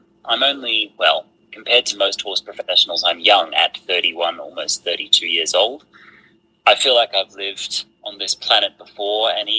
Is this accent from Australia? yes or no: yes; Australia; now in Andalusia, Spain; I am an Australian horse trainer and hoof care provider currently living in Andalusia in southern Spain.